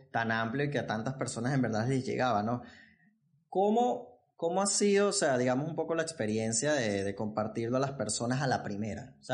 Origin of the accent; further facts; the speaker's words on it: Venezuela; Yo, yo que soy de Venezuela